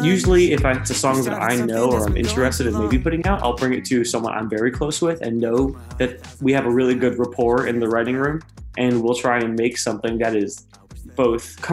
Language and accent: English; South Florida, United States; moved away as an adult; now in Nashville, United States; I was raised in South Florida